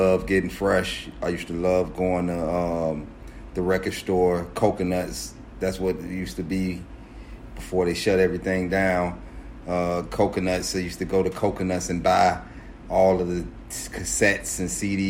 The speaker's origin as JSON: {"language": "English", "town": "Chicago", "region": "Illinois", "country": "United States", "tie": "born or raised there", "said": "I was born in Chicago, on the west side of Chicago"}